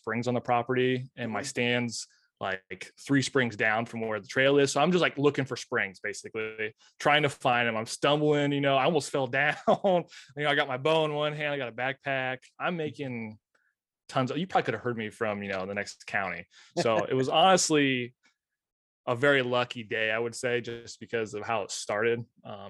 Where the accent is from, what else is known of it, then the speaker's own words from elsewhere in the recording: Lewistown, Illinois, United States; moved away as an adult; now in La Harpe, United States; I usually don't come back to Lewistown very often.